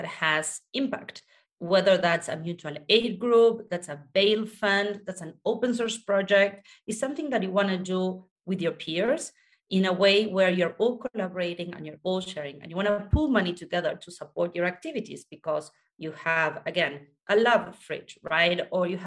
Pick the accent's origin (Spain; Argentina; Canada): Argentina; I was born in Argentina